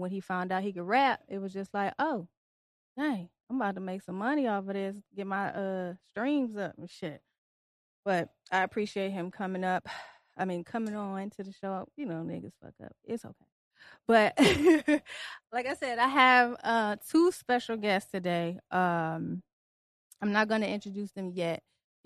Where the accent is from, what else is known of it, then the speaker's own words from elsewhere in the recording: Detroit, Michigan, United States; accent: southern twang; I'm from Detroit, but I have a little southern twang